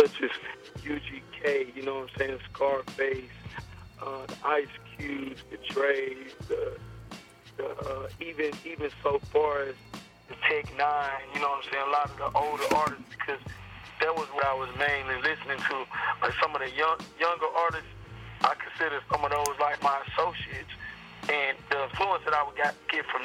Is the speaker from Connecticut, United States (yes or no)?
no; West Coast, California, United States; also born or lived in Memphis, Tennessee, United States; I'm born in Memphis, and I was raised in the West Coast